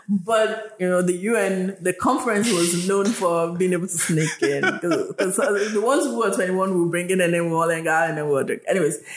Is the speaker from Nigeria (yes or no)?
yes; Nigeria; moved away; also born or lived in United States; I was Yoruba when I was living in Nigeria